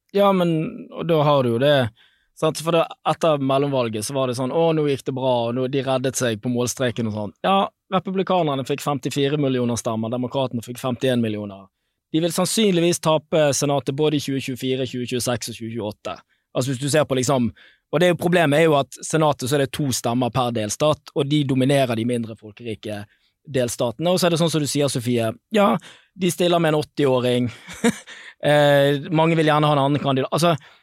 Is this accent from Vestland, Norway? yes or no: yes; Bergen, Vestland, Norway; Jeg er jo bergenser